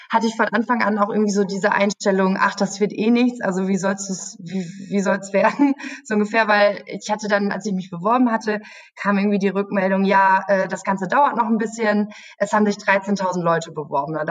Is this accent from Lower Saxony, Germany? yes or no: no; Münster, North Rhine-Westphalia, Germany; Also ich komme aus Münster, das ist so eine Stunde entfernt.